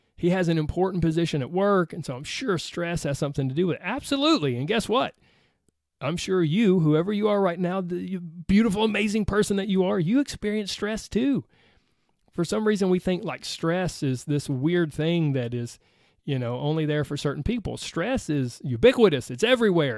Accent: the South, Southern United States, United States; accent: Southern; my Southern accent

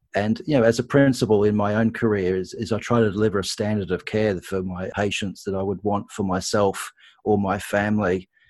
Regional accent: Australia; accent: Australian; moved away as an adult; now in United Kingdom; Probably people can pick from my accent, I am Australian, so I've trained in Australia and the UK

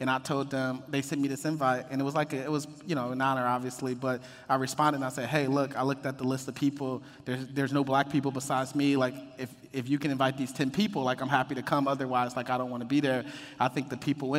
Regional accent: Detroit, Michigan, United States; moved away as an adult; now in Los Angeles, United States; I grew up, born and raised in Detroit, Jeffrey's Projects

